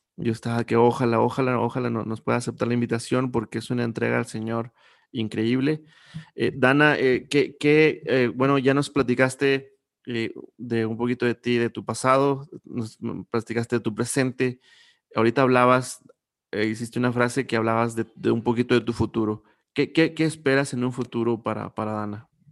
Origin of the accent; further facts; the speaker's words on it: Coahuila, Mexico; Yo soy de Coahuila